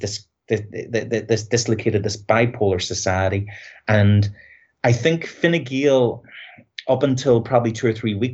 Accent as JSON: {"language": "English", "town": "Belfast", "region": "Northern Ireland", "country": "United Kingdom", "moved": "as an adult", "lives_now": "Ireland", "said": "I'm from Belfast"}